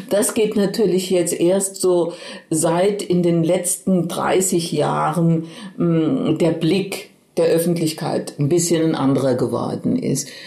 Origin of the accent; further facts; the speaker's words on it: Oberkirch, Baden-Württemberg, Germany; denn ich stamme aus der Ortenau, aus Oberkirch und da blickt man in die Rheinebene auf Straßburg